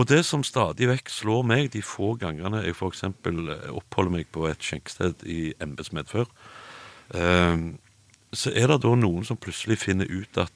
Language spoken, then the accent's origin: Norwegian; Stavanger, Rogaland, Norway; Jeg er fra Stavanger.